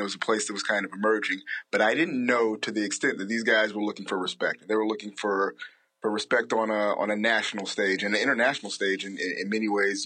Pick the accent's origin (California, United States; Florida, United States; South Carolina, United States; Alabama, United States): Alabama, United States; growing up in Alabama